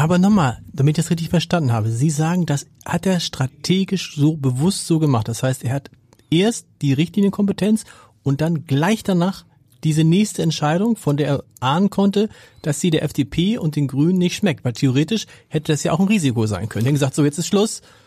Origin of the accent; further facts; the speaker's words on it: Hamburg, Germany; wir kommen beide aus Hamburg